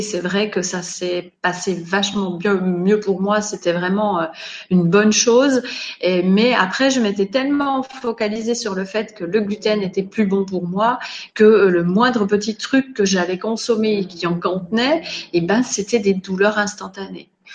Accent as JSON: {"language": "French", "country": "Switzerland", "tie": "born or raised there", "moved": "yes", "said": "je suis née en Suisse, j'ai grandi là-bas"}